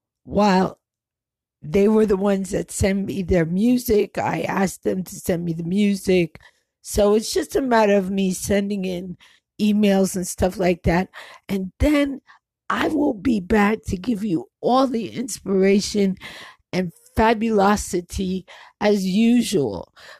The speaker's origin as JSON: {"language": "English", "region": "New York", "country": "United States", "tie": "born or raised there", "also_born_or_lived": "New Jersey / Connecticut", "said": "I grew up in New York, so in New Jersey, and Connecticut, and a whole bunch of other places."}